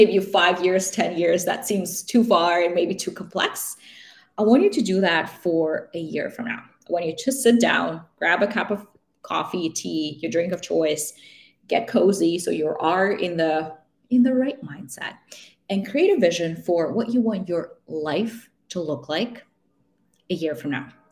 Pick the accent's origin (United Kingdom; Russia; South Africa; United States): Russia; also born or lived in Vancouver, Canada / Toronto, Canada; now in Canada; I grew up in Russia, so I have family in Russia